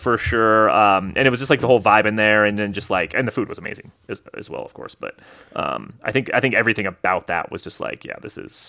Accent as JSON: {"language": "English", "town": "Las Vegas", "region": "Nevada", "country": "United States", "said": "Anytime we say Las Vegas, everyone's pumped by that, right?"}